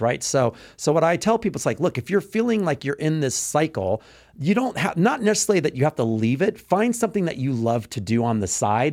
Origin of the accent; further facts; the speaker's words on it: Texas, United States; moved away; I'm from Texas, you know, I grew up in Texas